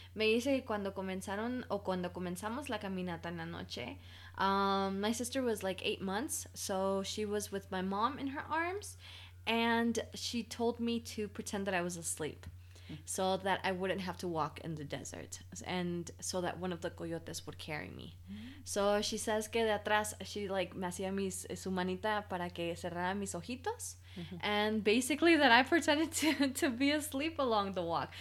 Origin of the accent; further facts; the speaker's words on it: Bradenton, Florida, United States; also born or lived in Pijijiapan, Chiapas, Mexico / Arcadia, Florida; now in Mexico; I was raised in Florida, super close to Georgia